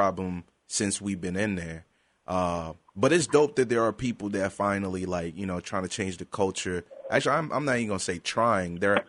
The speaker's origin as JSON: {"language": "English", "country": "Ghana", "also_born_or_lived": "Europe", "lives_now": "United States", "said": "I was born and raised in Europe before I moved to the States. And I listened to a lot of African music because I'm a Ghanaian as well."}